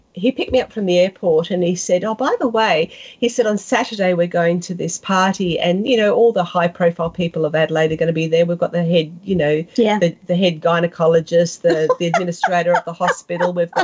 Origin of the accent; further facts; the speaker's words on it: South West England, United Kingdom; accent: West Country; In my West Country accent, and he said I sounded like Pam Ayres, which of course I don't.